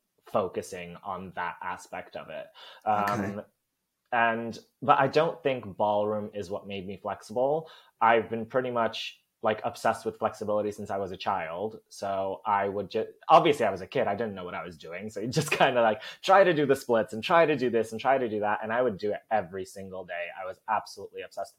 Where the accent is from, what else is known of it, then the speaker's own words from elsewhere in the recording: Poland; accent: American; moved away as an adult; also born or lived in New Jersey, United States; now in United Kingdom; I was born in Poland, but then when I was one, my family moved to the States. So I lived in New Jersey for 9 years. And then when I was 10, we moved back. And I was there for, 13 years? So I spent most of my life in Poland.